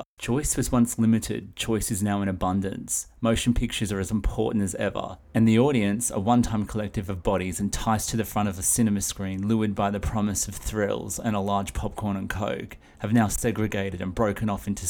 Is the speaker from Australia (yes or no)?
yes; Australia; I'm Australian, and I'm coming to you all the way from down under